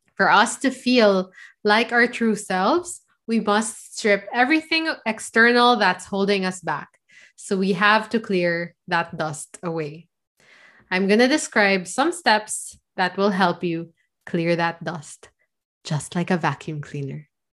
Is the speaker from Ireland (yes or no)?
no; Philippines; I'm from the Philippines.